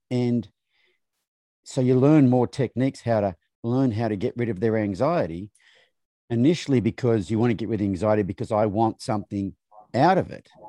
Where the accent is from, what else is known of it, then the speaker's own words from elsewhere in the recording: Australia; moved away; growing up in Australia